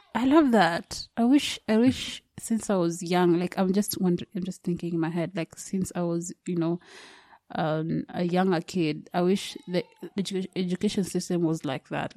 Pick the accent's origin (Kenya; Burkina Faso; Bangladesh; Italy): Kenya; I'm I'm from Kenya